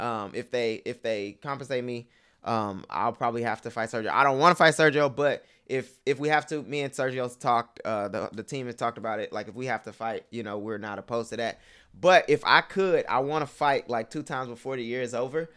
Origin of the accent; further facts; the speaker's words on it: Houston, Texas, United States; moved away as an adult; also born or lived in Parsons, Kansas; I'm from Houston